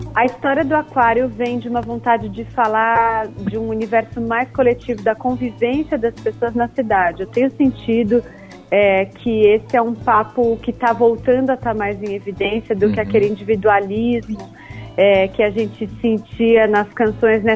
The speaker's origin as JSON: {"language": "Portuguese", "town": "Ribeirão Preto", "region": "São Paulo", "country": "Brazil", "moved": "yes", "lives_now": "São Paulo, Brazil", "said": "Eu sou de Ribeirão Preto, que é uma cidade do interior de São Paulo"}